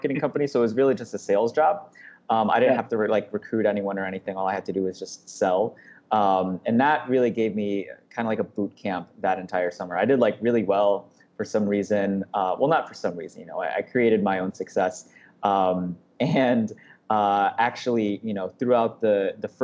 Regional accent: Detroit, Michigan, United States; also born or lived in Philippines; I grew up in the Detroit and surrounding area pretty much all my life

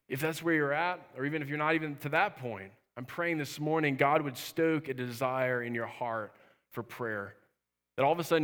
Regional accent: Minnesota, United States; I grew up camping up in Minnesota. I love camping, and I'm talking about real camping.

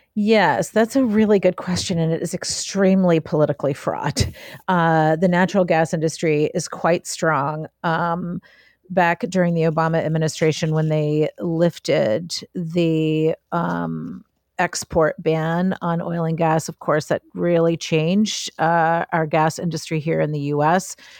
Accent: Appalachia, United States; I'm from Ap-, Appalachia.

